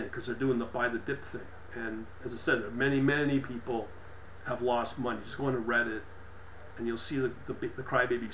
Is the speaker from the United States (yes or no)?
no; Canada; also born or lived in Ontario; because I'm a Canadian, but we're kind of like American as well